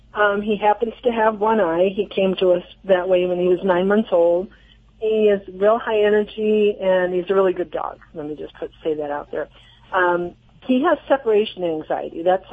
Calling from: Harrisville, Michigan, United States; Harrisville, Michigan.

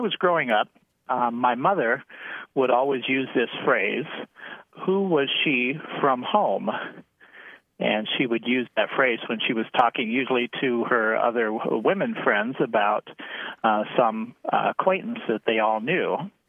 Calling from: Ravenna, Nebraska, United States; I'm calling from Ravenna, Nebraska.

